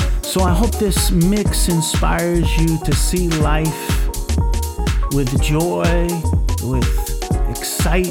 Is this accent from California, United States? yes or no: no; Long Island, New York, United States; now in Brisbane, Australia; When I was a kid growing up on Long Island, New York